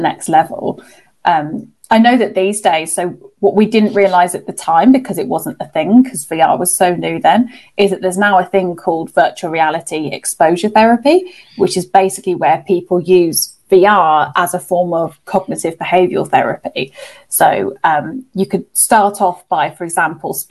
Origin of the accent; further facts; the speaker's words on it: Birmingham, West Midlands, United Kingdom; So as people can hear from my accent, I'm from the UK. So I'm from a place called Birmingham, which is the second biggest city in England. And growing up, I was quite what I thought was a shy child.